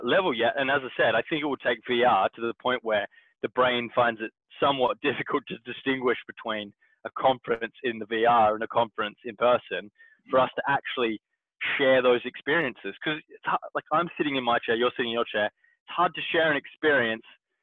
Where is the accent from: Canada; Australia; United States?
Australia; Perth, Western Australia; moved away; my hometown in Perth